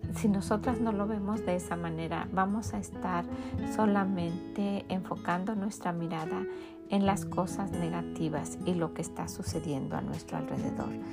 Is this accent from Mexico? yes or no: yes; Mexico; en mi país, que es México